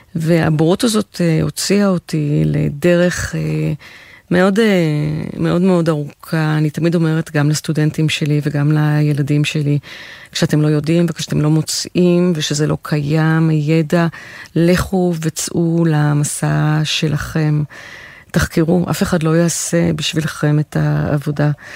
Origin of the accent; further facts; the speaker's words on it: Israel; הצברית התוססת